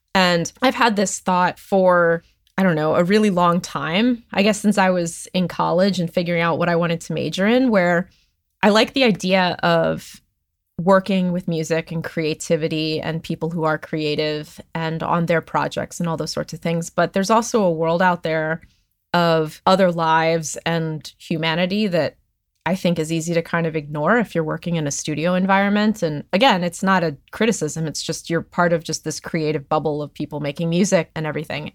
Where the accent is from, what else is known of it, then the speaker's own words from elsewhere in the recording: Hellertown, Pennsylvania, United States; also born or lived in Chicago / Nashville; now in Los Angeles, United States; I grew up in Hellertown, Pennsylvania